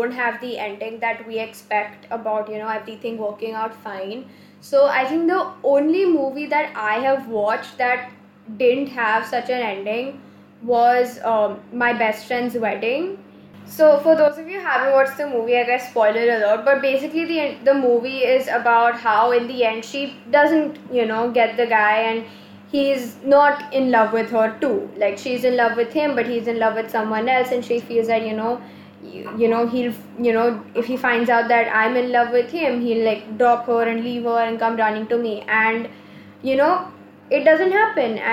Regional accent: India; as Indian teenagers

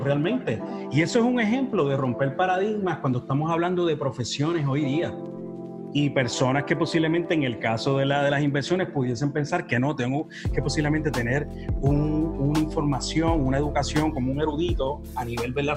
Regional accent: Humacao, Puerto Rico; yo soy natural de Humacao, madre nicaragüense

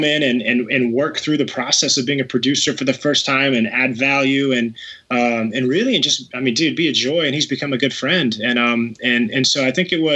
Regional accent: Texas, United States; I grew up in Texas

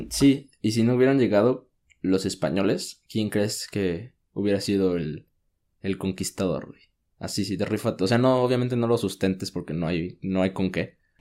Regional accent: Mexico

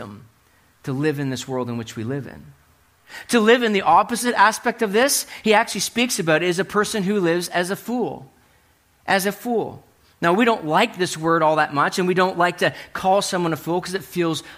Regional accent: Hartland, New Brunswick, Canada; I was living in New Brunswick, growing up in New Brunswick, and my buddies and I were driving from Heartland, New Brunswick to Woodstock. If you know where the longest covered bridge in the world is, that's where I grew up

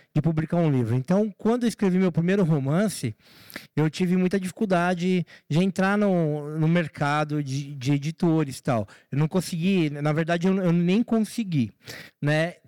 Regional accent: São Paulo, Brazil; na favela de Heliópolis, que foi onde eu nasci, onde eu fui criado e eu moro lá até hoje

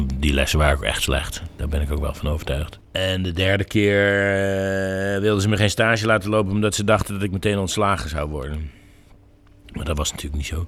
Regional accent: North Brabant, Netherlands; Ik kom uit Brabant en dat het maakt veel van mijn identiteit

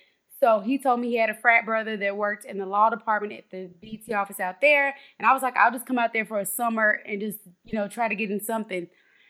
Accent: Nashville, Tennessee, United States; now in Atlanta, United States; I grew up in Nashville, Tennessee, like you stated. I grew up majority in Haynes Manor, also Kings Lane and Parkwood.

